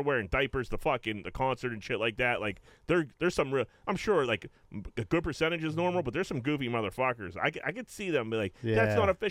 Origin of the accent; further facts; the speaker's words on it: Pittsburgh, Pennsylvania, United States; I was like, Greenfield.